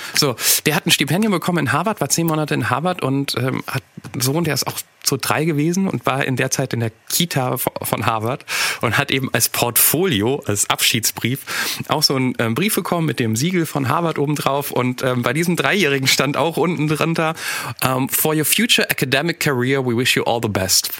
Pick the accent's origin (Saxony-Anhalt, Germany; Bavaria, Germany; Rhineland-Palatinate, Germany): Rhineland-Palatinate, Germany; Nieder-Olm; Niederolm, da wo ich herkomme, kleines Kaff